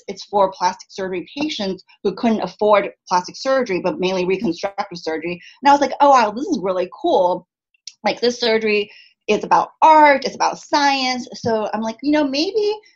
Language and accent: English; San Diego, California, United States; also born or lived in Chicago; now in Los Angeles, United States; I grew up in San Diego